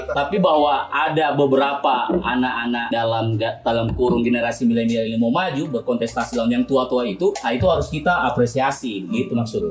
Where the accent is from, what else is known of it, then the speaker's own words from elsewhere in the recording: Palu, Central Sulawesi, Indonesia; saya warga Palu Barat ini